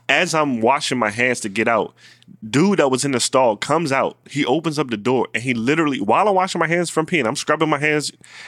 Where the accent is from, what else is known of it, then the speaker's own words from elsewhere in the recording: Baltimore, Maryland, United States; I'm from Baltimore. I'm an accountant.